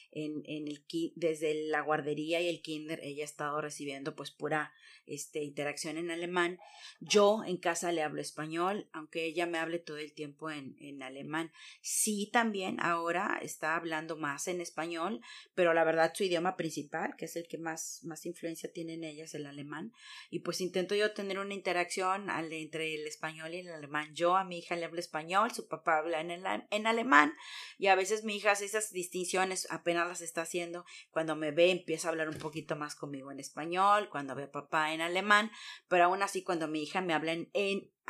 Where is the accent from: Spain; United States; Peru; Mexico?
Mexico; moved away as an adult; now in Germany; Yo soy mexicana de hasta morir